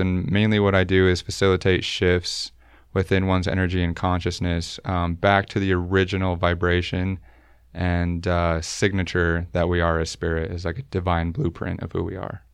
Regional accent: Utah, United States; I was never baptized growing up in Utah

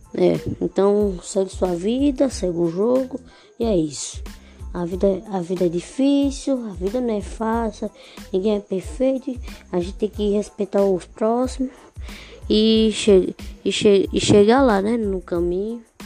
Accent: Northeast Brazil, Brazil; Só nordestino sou. Só nordestino de Porto Iguaçu.

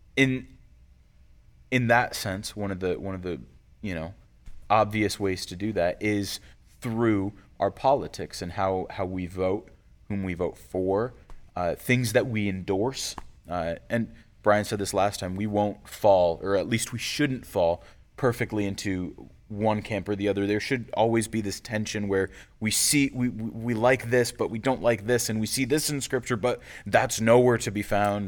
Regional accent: United States; we're also American citizens

